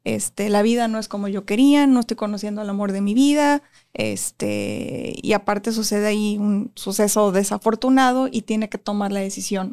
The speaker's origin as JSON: {"language": "Spanish", "town": "Tijuana", "region": "Baja California", "country": "Mexico", "also_born_or_lived": "Ensenada", "said": "Soy de Tijuana y quiero que quede claro porque la gente piensa que soy de Ensenada porque viví mucho tiempo allá"}